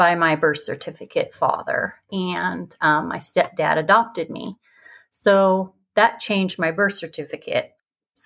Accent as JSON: {"language": "English", "region": "Idaho", "country": "United States", "tie": "born or raised there", "moved": "yes", "lives_now": "Utah, United States", "said": "I was born and raised in Idaho. It's about 3 hours from here in a special little place called the Magic Valley"}